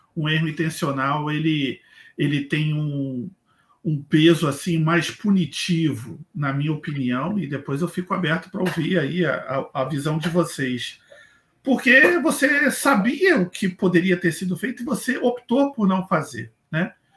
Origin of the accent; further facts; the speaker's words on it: Rio de Janeiro, Brazil; moved away as an adult; now in Blumenau, Brazil; eu saí do Rio de Janeiro há sete anos, eu moro atualmente em Blumenau, Santa Catarina